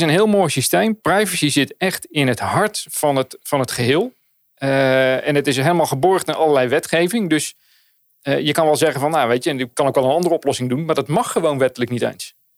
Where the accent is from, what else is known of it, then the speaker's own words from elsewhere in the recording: Netherlands; wij als Nederlanders